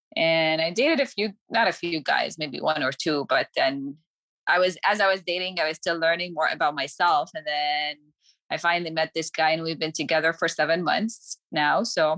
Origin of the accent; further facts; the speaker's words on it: Jordan; moved away as an adult; also born or lived in Michigan / Ohio; now in Oregon, United States; I'm from Jordan. I was born and raised in Jordan, did my medical school there. And then I moved to the United States 10 years ago to do my residency in Michigan, then went to Ohio and then back to Michigan, and then moved to Oregon 3 years ago